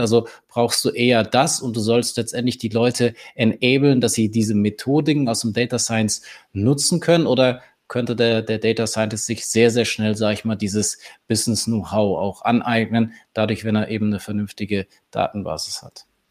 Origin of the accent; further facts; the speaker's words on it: Bavaria, Germany; als Bayer